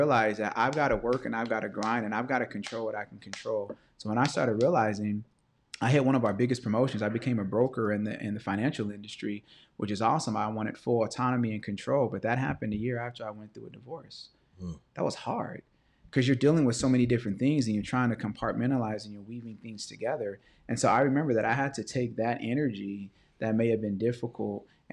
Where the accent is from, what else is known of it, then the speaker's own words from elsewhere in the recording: Los Angeles, California, United States; also born or lived in View Park, California; I grew up in Baldwin Hills. I grew up in View Park, which is a black Baldwin Hills